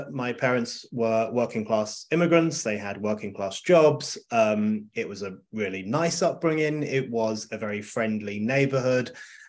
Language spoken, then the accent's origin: English; London, United Kingdom; I grew up in North London, in a tiny part of North London called Burnt Oak, which no one has ever heard of, including people who live in London.